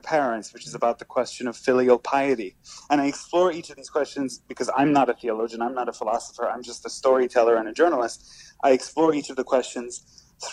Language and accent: English; Iran; now in United States; I'm an immigrant from Iran